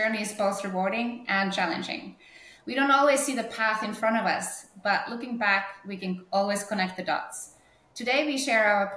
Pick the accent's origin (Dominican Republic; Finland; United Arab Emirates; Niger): Finland; northern Finland; moved away as an adult; also born or lived in Norway; I was growing up in North Finland.